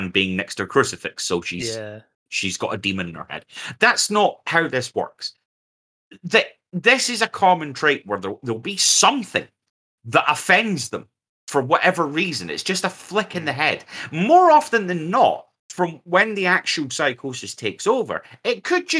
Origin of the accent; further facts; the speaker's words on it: United Kingdom; We're also British